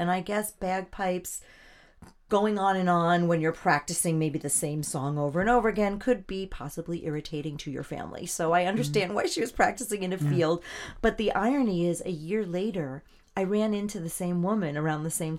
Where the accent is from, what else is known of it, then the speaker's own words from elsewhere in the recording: Melville, New York, United States; also born or lived in Manhattan, New York / Queens, New York; now in Stony Brook, United States; I was born in a hospital in Manhattan. I was raised Me too. Yeah, I was raised in Queens until I was about 7. And then my people migrated easterly. So I grew up essentially in Melville in New York.